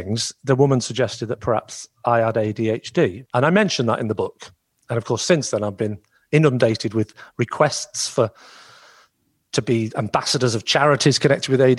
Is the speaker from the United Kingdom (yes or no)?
yes; Southport, North West England, United Kingdom; My hometown is Southport